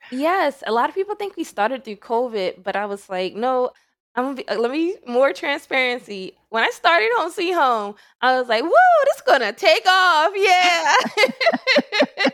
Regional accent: Salisbury, Maryland, United States; moved away; also born or lived in Baltimore, Maryland / Georgia; I'm from Salisbury, Maryland. I was born in Salisbury, Maryland

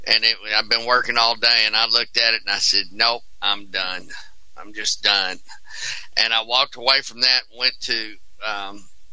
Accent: Houston, Texas, United States; I'm from Houston, Texas

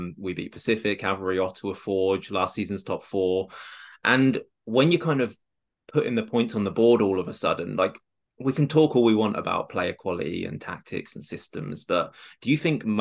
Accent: Rushden, East Midlands, United Kingdom; moved away as an adult; now in Halifax, Canada; my hometown club, Russian and Diamonds

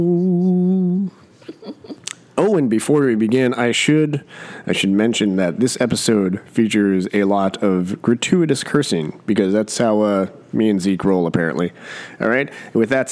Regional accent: New Jersey, United States; I grew up in New Jersey

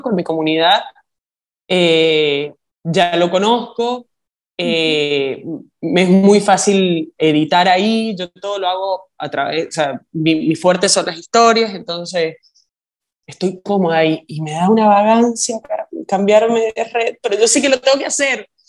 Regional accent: Argentina; also born or lived in Chile; now in New York, United States; Yo soy argentina

